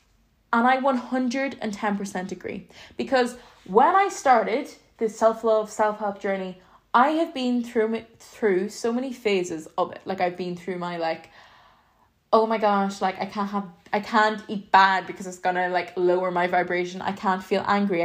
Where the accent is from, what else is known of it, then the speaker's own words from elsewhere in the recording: Ireland; I'm from Ireland